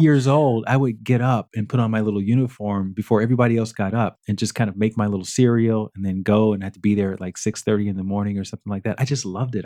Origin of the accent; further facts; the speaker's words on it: Alabama, United States; growing up in Alabama, that's your, your, your whole your whole childhood is all around, you know, getting a job